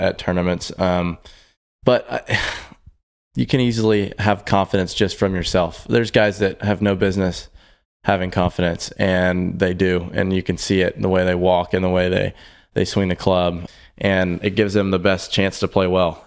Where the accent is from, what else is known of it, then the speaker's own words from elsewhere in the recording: Houston, Texas, United States; growing up in Houston, uh, which is where I've been my whole life